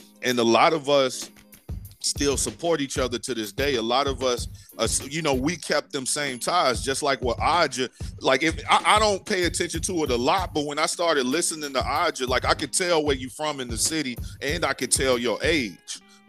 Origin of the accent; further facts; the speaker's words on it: Chicago, Illinois, United States; A lot of people from Chicago, like we were saying, came from Mississippi, Alabama, and Tennessee. So we had a lot of the same ways up until like the late 90s when you got it was pretty much all us where I was from and Puerto Ricans